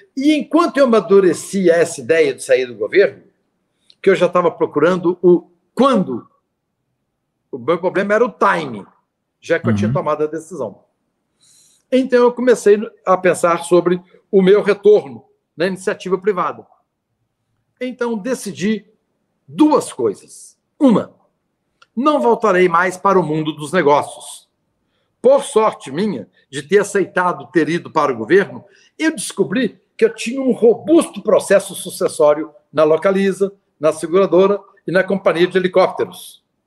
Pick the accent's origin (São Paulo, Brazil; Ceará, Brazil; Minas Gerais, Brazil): Minas Gerais, Brazil; Eu sou mineiro